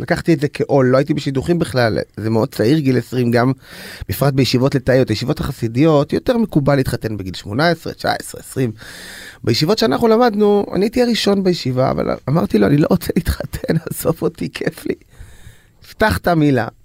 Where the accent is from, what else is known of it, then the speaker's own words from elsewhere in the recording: Bnei Brak, Tel Aviv District, Israel; also born or lived in Jerusalem; now in Ramat Gan, Israel; אני נולדתי כחרדי בירושלים למשפחה חרדית, להוריי היקרים. וגדלתי בבני ברק